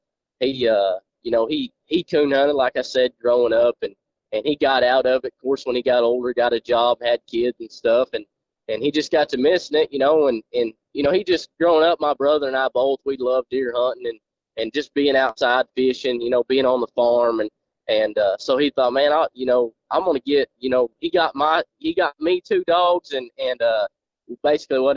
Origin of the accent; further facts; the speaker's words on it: Jay, Oklahoma, United States; I'm from Oklahoma, a small town in northeastern Oklahoma called Jay. Went to school in Jay and graduated